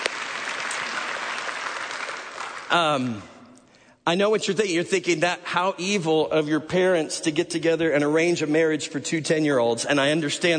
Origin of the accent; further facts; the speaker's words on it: Chicago suburbs, Illinois, United States; moved away; also born or lived in Nashville; I'm from the Chicago suburbs